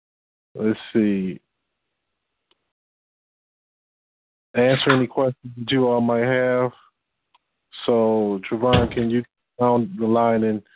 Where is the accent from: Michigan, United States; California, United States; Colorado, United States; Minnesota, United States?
Michigan, United States; I'm from Michigan